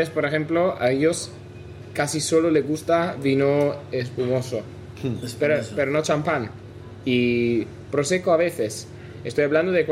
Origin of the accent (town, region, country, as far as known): Italy; also born or lived in London; now in Spain